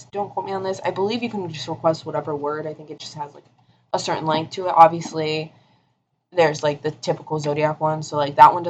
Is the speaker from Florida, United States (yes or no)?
yes; Florida, United States; moved away as an adult; I'm from Florida